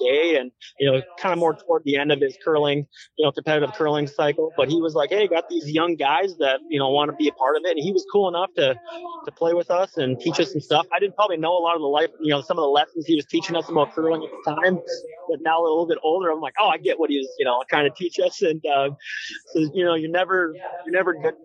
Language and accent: English; Fargo, North Dakota, United States; growing up in Fargo